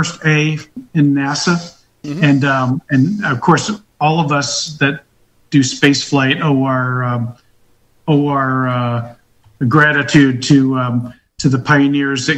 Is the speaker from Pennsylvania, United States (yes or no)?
no; upstate New York, United States; moved away as an adult; also born or lived in Houston, Texas; now in Ohio, United States; I'm originally from upstate New York